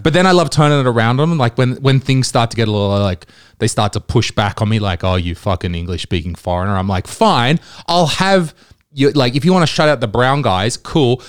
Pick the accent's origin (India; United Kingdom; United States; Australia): Australia; now in Estonia; I'm Australian